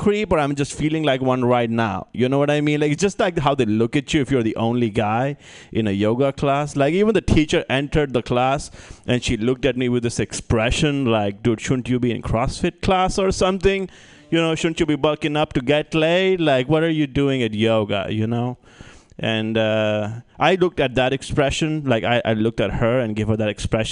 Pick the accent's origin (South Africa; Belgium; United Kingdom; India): India; moved away; I'm originally from India